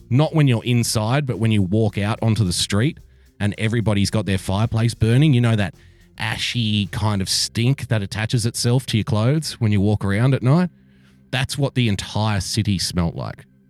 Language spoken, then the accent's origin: English; Sydney, New South Wales, Australia; I was born in a country town, but I was raised in Sydney.